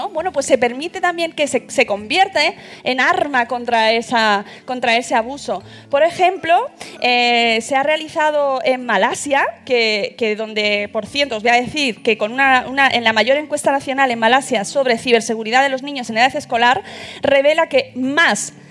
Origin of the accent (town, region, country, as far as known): Málaga, Andalusia, Spain